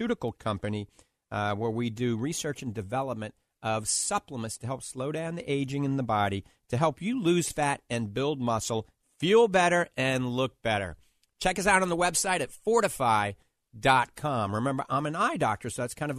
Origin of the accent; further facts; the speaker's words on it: New Orleans, Louisiana, United States; I grew up in New Orleans